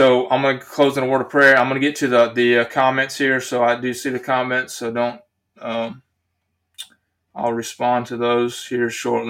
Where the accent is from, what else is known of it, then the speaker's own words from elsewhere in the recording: United States; I was born an American citizen